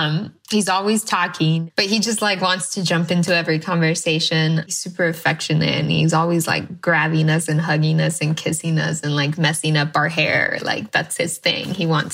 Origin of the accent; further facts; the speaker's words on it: Washington, United States; born there; also born or lived in Idaho; I was born in Washington State, and my parents picked fruits and other crops like potatoes. We would move between Washington State and Idaho back and forth.